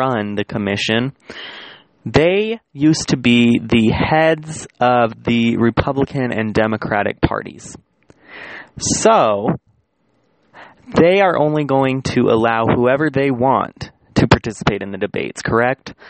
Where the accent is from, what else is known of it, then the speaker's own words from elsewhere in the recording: United States; as the American population